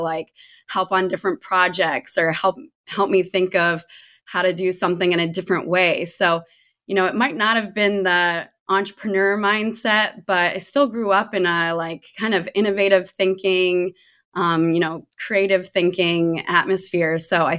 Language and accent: English; Connecticut, United States; also born or lived in Meadville; I was born in Pennsylvania, in Meadville, where Allegheny College is. And then my dad got a new job at Fordham University. So we ended up moving to Connecticut. Both my parents are actually from there.